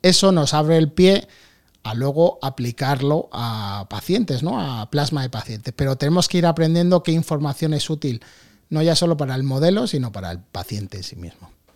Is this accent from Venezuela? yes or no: no; Madrid, Community of Madrid, Spain; born or raised there; also born or lived in New York, United States